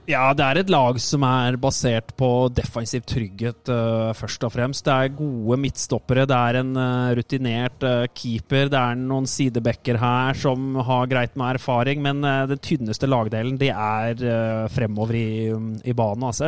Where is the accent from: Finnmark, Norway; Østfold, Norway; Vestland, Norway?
Østfold, Norway; Moss; moved away; Sprint Jeløy der jeg kommer fra i, i Moss